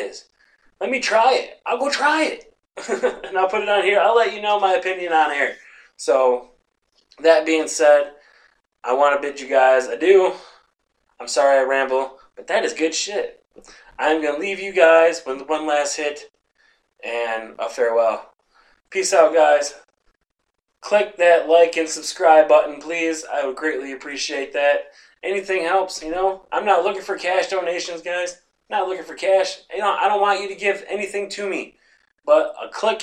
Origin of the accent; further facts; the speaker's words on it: Sanford, Michigan, United States; My hometown, Sanford